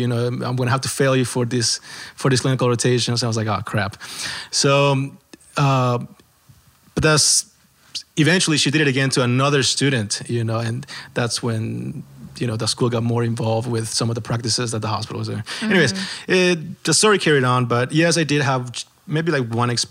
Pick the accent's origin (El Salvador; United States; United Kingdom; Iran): El Salvador; moved away; I'm from El Salvador.